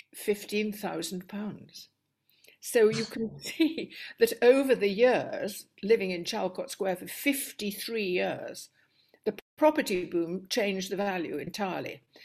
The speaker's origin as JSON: {"language": "English", "town": "Stockport", "region": "North West England", "country": "United Kingdom", "tie": "born or raised there", "also_born_or_lived": "Cambridge", "moved": "yes", "said": "life in Stockport was very humdrum, very ordinary. I had a much younger sister."}